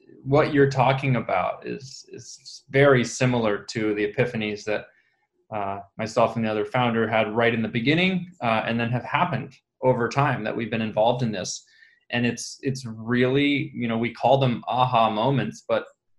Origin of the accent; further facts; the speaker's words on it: Ithaca, New York, United States; I come from upstate New York, Ithaca